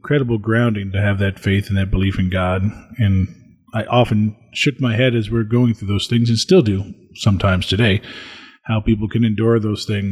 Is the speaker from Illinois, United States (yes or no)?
yes; Springfield, Illinois, United States; I served the 6:20 a.m. Mass at the parish I grew up in Springfield, Illinois